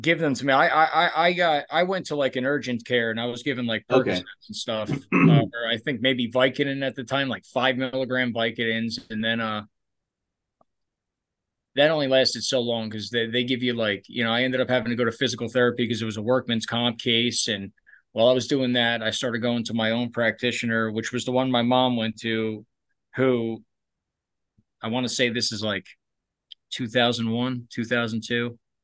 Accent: North Bergen, New Jersey, United States; also born or lived in Barnegat, New Jersey; I grew up in I'm from North Jersey originally. I'm from North Bergen, but we moved to a town called Barnegat when I was like 11, 12 years old

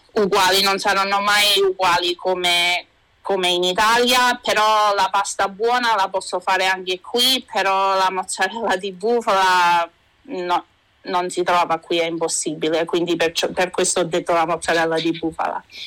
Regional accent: Vancouver, British Columbia, Canada; also born or lived in Sperlonga, Lazio, Italy (parents' origin); sono nata e cresciuta qui a Vancouver

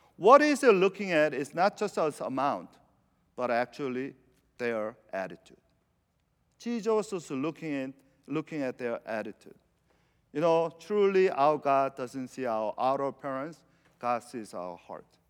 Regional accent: Venezuela; moved away; I'm from South America

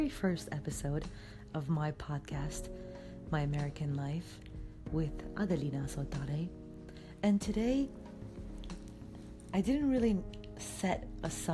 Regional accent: Timișoara, Timiș County, Romania; English is a second language; moved away as an adult; now in United States; Timișoara. That's my hometown in Romania.

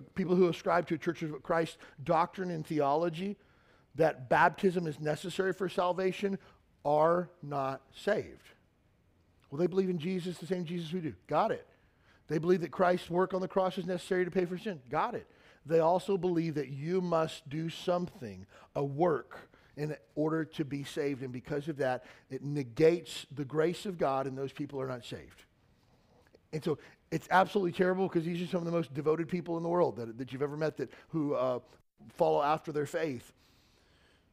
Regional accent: Western Kentucky, United States; now in Honolulu, United States; I grew up in Western Kentucky

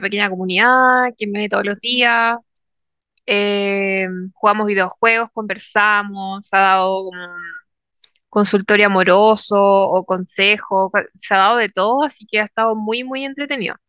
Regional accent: Chile; moved away as an adult; yo, por ejemplo, crecí en Chile, toda mi vida en Chile

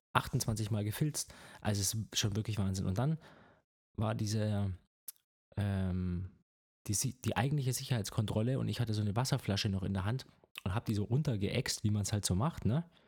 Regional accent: Germany; als Deutscher

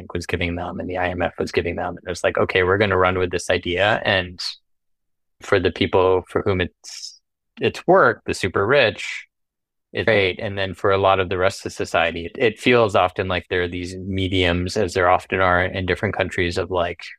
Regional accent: Thailand; moved away as an adult; also born or lived in United States; I'm Thai American. I grew up here and I went to international school and then I went to college in the States

